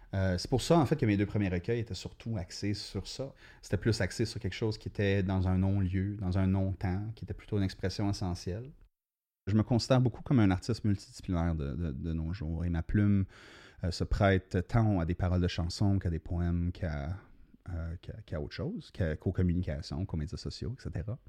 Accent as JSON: {"language": "French", "town": "Sudbury", "region": "Ontario", "country": "Canada", "tie": "born or raised there", "said": "moi, je suis né à Sudbury, donc la, culture littéraire locale était très forte"}